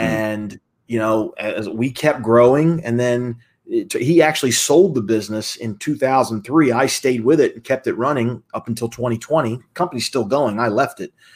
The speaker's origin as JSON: {"language": "English", "town": "Atlanta", "region": "Georgia", "country": "United States", "tie": "born or raised there", "also_born_or_lived": "Philadelphia, Pennsylvania", "moved": "as an adult", "said": "At a young age, though, I moved down to Atlanta, Georgia, just outside of Atlanta, and basically grew up there, second grade till I graduated high school"}